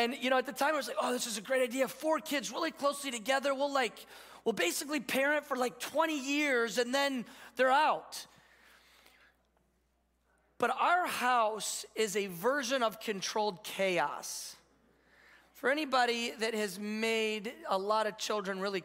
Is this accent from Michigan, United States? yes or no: yes; Michigan, United States; I grew up in Michigan